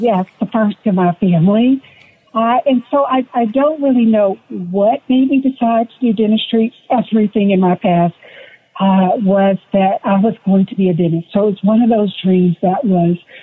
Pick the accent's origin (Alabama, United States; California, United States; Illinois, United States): Alabama, United States; Huntsville; I grew up in Huntsville, Alabama. So I'm just a little girl from Alabama.